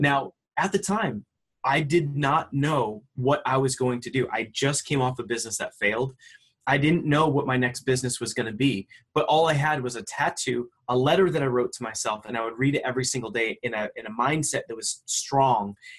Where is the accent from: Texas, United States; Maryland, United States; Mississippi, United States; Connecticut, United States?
Connecticut, United States; I grew up in, in Connecticut and, you know, just uh, in a blue collar, you know, middle class home.